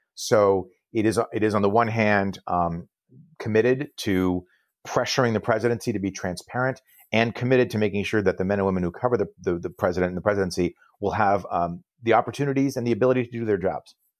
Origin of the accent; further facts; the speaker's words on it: Vermont, United States; I was born in Vermont.